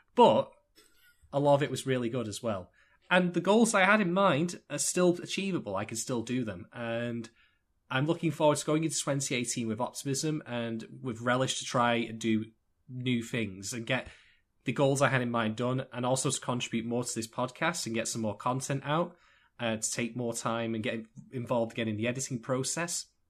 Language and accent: English; United Kingdom; I am indeed British